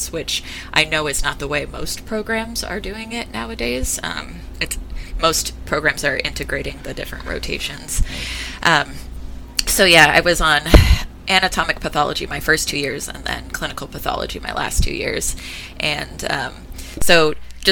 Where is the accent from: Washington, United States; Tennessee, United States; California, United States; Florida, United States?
California, United States; Stockton; moved away as an adult; also born or lived in San Francisco, California; now in Seattle, United States; I'm originally from California and I spent most of my life there. This is, being in Seattle is my first time living outside of California